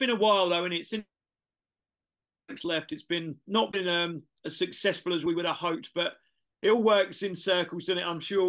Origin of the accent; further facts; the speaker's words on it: Cambridgeshire, East of England, United Kingdom; So I grew up in Cambridgeshire. So a little village in Cambridge